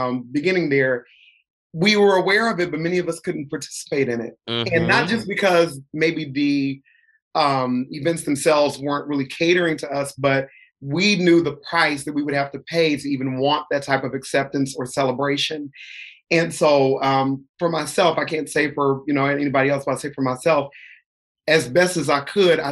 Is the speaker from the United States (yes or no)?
yes; Columbus, Ohio, United States; coming from Columbus, Ohio.